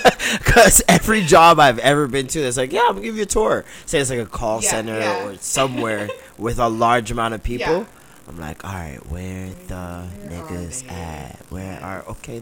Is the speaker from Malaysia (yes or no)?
no; Vaughan, Ontario, Canada; Because I grew up in Vaughan.